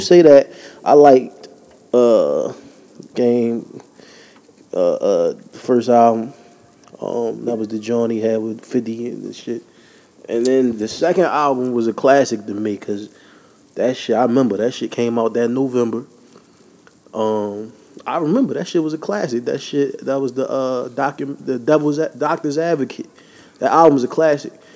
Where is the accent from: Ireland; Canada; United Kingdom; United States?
United States; Philadelphia, Pennsylvania; I'm from Philly